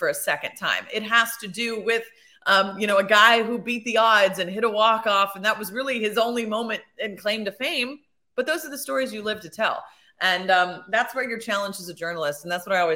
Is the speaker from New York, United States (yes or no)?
no; Bloomington, Indiana, United States; I grew up in Bloomington, Indiana.